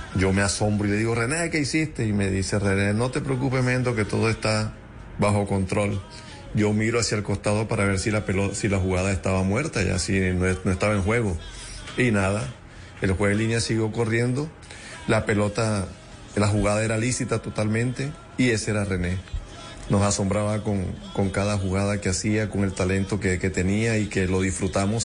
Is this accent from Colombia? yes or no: yes; Colombia; Y eso somos nosotros, los colombianos, un tanto especiales